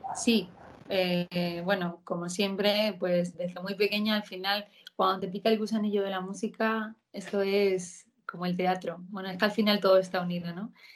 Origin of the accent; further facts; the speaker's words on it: Spain; por España, porque al final es mi tierra y yo soy muy española